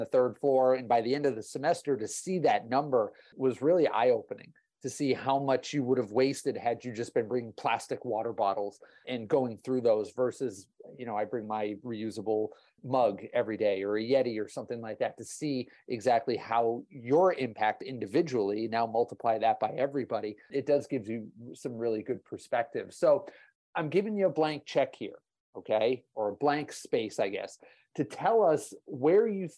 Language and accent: English; Massachusetts, United States; moved away as an adult; now in Texas, United States; I'm originally from the Northeast, from Massachusetts. I went to school in Boston